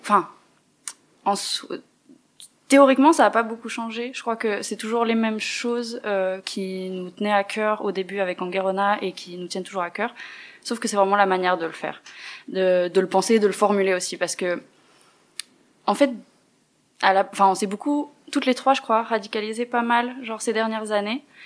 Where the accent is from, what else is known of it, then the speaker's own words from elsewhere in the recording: Neuchâtel, Switzerland; je viens de Neuchâtel